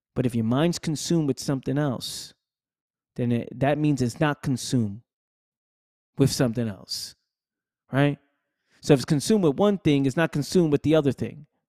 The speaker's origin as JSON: {"language": "English", "town": "New York City", "region": "New York", "country": "United States", "tie": "born or raised there", "said": "Born and raised in the Bronx, New York"}